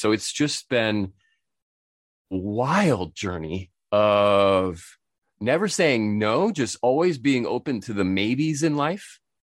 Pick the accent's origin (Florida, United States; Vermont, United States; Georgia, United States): Vermont, United States; moved away as an adult; also born or lived in Japan; Born and raised in Vermont